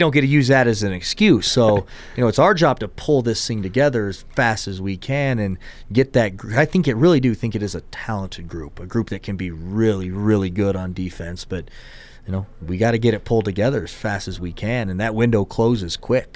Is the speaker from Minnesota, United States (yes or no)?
no; Tennessee, United States; moved away; also born or lived in Houston, Texas; I had, was in Houston and then we moved to Tennessee